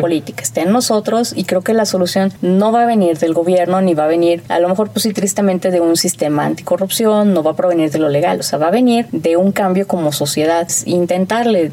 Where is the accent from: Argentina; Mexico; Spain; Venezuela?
Mexico; como mexicanos